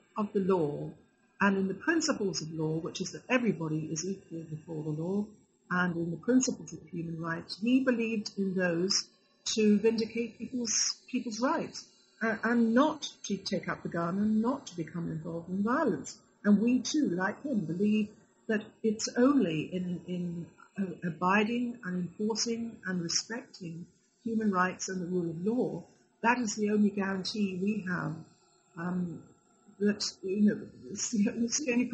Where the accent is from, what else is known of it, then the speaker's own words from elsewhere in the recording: United Kingdom; I unfortunately, although I'm British myself, obviously, I think there is a huge resistance in Britain